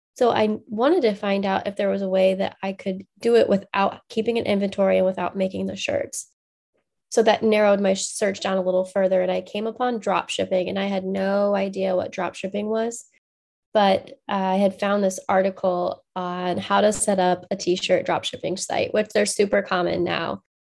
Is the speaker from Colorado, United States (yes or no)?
no; Macomb, Illinois, United States; I grew up in Macomb, Illinois, or just outside of Macomb, Illinois, uh, on a farm